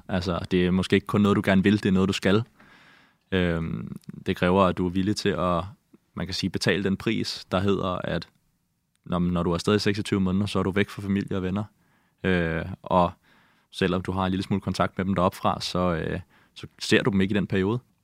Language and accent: Danish; Amager, Capital Region of Denmark, Denmark; also born or lived in Greenland; Jeg voksede op på Amager, øh, og jeg har boet øh, fem år i Grønland, øh, da jeg var yngre, mellem jeg var 8 og 13